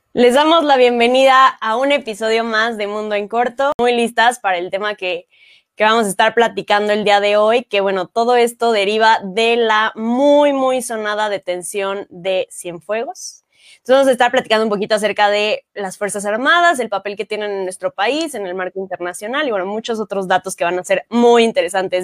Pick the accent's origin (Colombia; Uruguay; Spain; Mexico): Mexico; nosotros como mexicanos y mexicanas